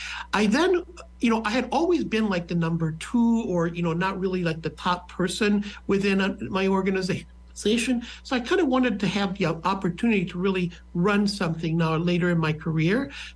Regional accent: Wisconsin, United States; first language Spanish; English is a second language; moved away as an adult; also born or lived in New York; now in Lincoln, United States; I lived and I grew up in Wisconsin. But, you know, just so you know, multicultural background, the experience of having, Spanish first speaker. So I had to learn kind of how to learn English, you know, here

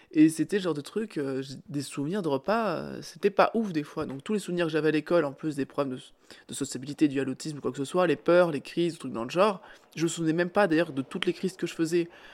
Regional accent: Cantal, Auvergne-Rhône-Alpes, France; on est du Cantal

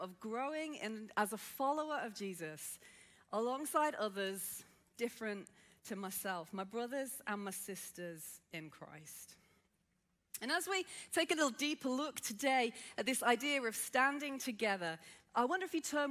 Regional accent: Birmingham, West Midlands, United Kingdom; accent: Brummie; I grew up in inner city Birmingham. Yes, I am a Brummie

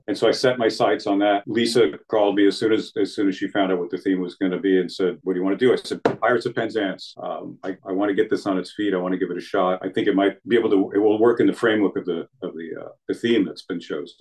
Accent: Middletown, New Jersey, United States; moved away as an adult; also born or lived in Germany / Indiana; I grew up in uh, Middletown, Monmouth County

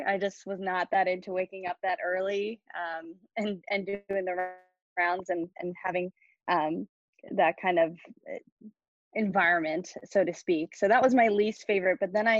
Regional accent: Knoxville, Tennessee, United States; moved away as an adult; also born or lived in Nashville, Tennessee; now in Philadelphia, United States; I am from Knoxville, Tennessee originally

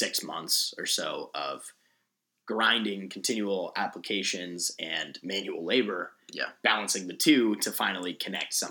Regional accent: Colorado, United States; moved away as an adult; now in Los Angeles, United States; growing up in Colorado

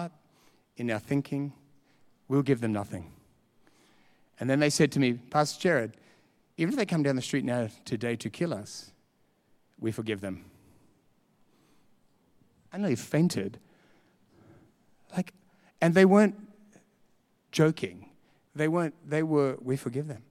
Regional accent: Australia; being Australian

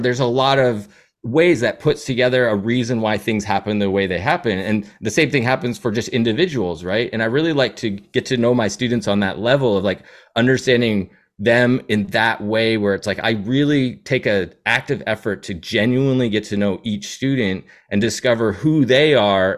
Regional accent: Seattle, Washington, United States; also born or lived in New Hampshire; I'd say Seattle is my home. That's where I grew up

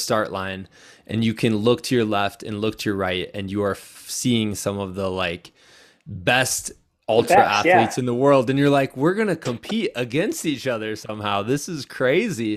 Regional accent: Iowa, United States; moved away as an adult; also born or lived in Virginia

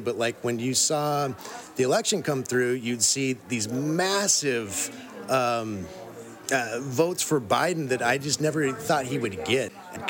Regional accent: Washington, United States; I'm from Washington.

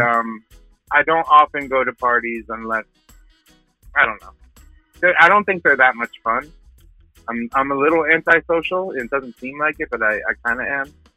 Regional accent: northern New Jersey, United States; also born or lived in Dallas, Texas / Ireland (ancestry); I was born in Dallas, Texas. My my family hails from my you know my ancestors hail from uh, from Ireland, so I'm Irish, mm. Irish American. Mm. Um, I, but I I grew up from four years old in northern New Jersey

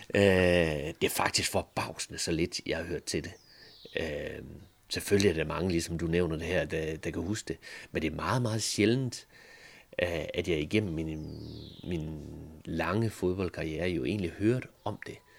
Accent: Thisted, North Denmark Region, Denmark; Tisted FC, hvor jeg er fra

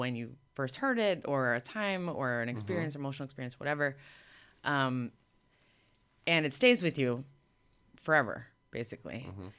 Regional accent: Miami, Florida, United States; now in Los Angeles, United States; when I was a kid growing up in Miami

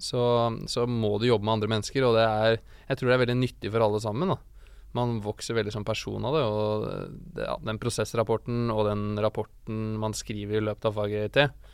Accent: Hamar, Innlandet, Norway; jeg kommer fra Hamar

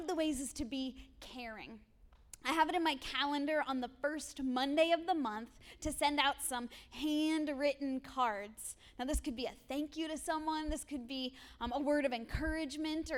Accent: Erie, Pennsylvania, United States; I grew up here in Erie in an incredible household.

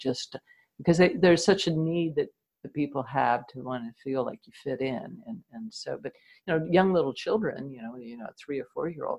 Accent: New Jersey, United States; I lived in New Jersey, just outside of New York, during the Cuban Missile Crisis. We had air raid drills all the time

